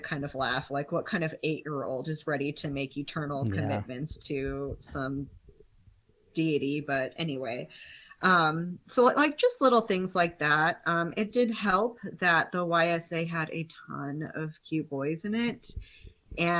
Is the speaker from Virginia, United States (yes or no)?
no; Colorado, United States; now in Utah, United States; born and raised in Colorado